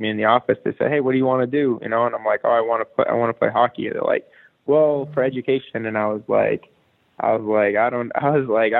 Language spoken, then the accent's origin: English; Boston, Massachusetts, United States; moved away as an adult; also born or lived in Peabody, Massachusetts / Providence, Rhode Island; I grew up in Boston until I was 20